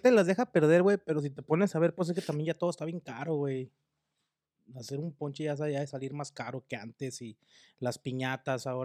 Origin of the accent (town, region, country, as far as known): Mexico; born or raised there; now in United States